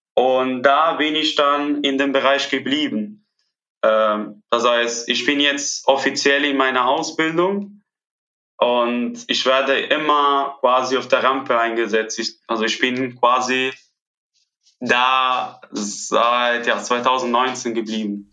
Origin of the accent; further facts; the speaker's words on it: Italy; first language Italian; German is a second language; moved away as an adult; now in Cologne, Germany; ich komme natürlich aus Italien, Italienisch ist meine Muttersprache